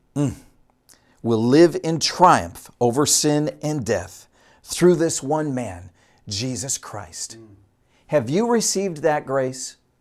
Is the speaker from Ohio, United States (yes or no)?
no; Utica, Michigan, United States; moved away as an adult; also born or lived in Dallas-Fort Worth, Texas; I grew up in Utica, Michigan